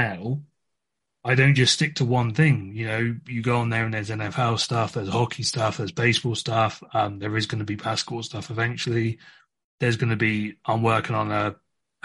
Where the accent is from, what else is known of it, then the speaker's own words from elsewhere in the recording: England, United Kingdom; moved away as an adult; for my background, I'm from England